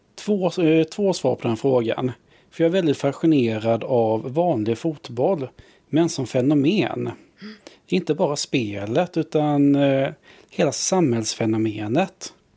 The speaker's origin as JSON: {"language": "Swedish", "town": "Vetlanda", "region": "Jönköping County", "country": "Sweden", "tie": "born or raised there", "said": "jag växte upp eh, utanför Vetlanda, vi är bibelbältet"}